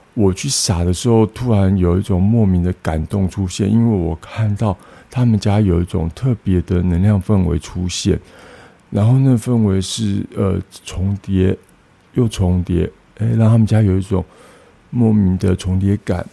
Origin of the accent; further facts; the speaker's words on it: Tainan, Taiwan; moved away; 然后我老家在台南永康